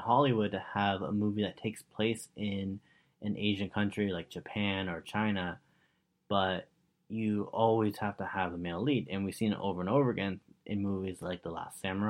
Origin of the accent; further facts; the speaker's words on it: Richmond Hill, Ontario, Canada; I grew up in Richmond Hill, and back then it was mainly Italian people living in Richmond Hill.